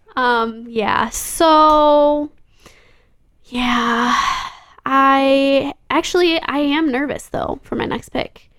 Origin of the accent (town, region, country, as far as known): Grand Rapids, Michigan, United States; born or raised there